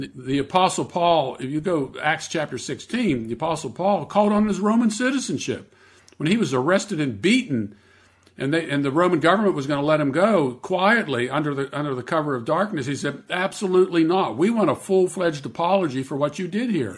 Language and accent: English; Pittsburgh, Pennsylvania, United States; I grew up in Pittsburgh, Pennsylvania